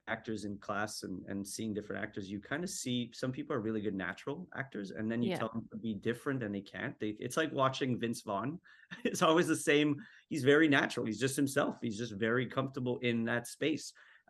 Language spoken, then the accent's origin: English; Montreal, Quebec, Canada; also born or lived in Winnipeg; because I moved around a lot. We moved from Montreal to Winnipeg, back to Montreal, different schools.